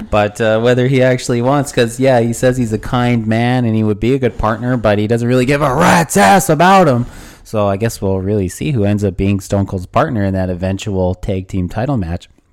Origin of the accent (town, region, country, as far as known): Canada